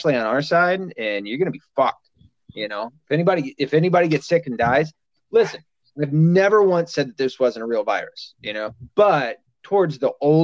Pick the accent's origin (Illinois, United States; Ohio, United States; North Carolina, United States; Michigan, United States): Michigan, United States; also born or lived in the South (US); I was born in the South, raised, lived the majority of my life in Michigan.